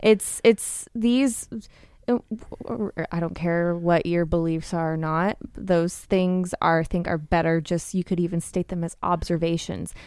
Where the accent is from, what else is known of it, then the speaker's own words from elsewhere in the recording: United States; as an American culture